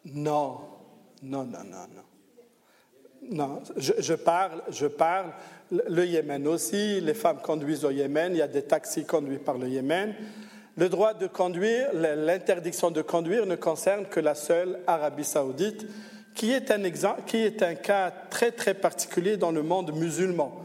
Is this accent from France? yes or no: no; Algeria; moved away as an adult; now in Switzerland; Moi, je viens d'Algérie, je suis venu d'Algérie